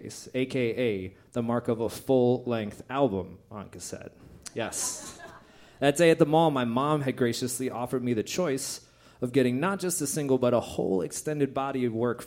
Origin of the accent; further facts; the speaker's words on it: West St. Paul, Minnesota, United States; I grew up in West St. Paul, Minnesota, in the era when mall culture was in full bloom